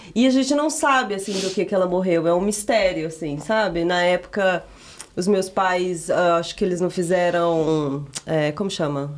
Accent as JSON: {"language": "Portuguese", "region": "Minas Gerais", "country": "Brazil", "tie": "born or raised there", "also_born_or_lived": "Piedade de Ponte Nova", "moved": "yes", "said": "ter morado em Minas eu considero assim, ter nascido, crescido lá"}